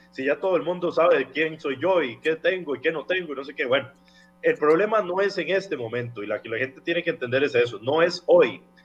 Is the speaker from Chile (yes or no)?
no; Costa Rica